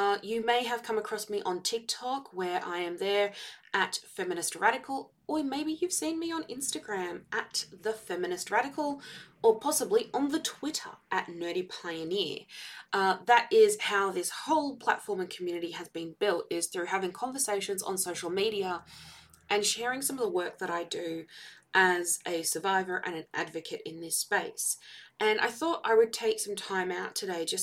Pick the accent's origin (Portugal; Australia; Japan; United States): Australia; Victoria; I hail from Victoria in Australia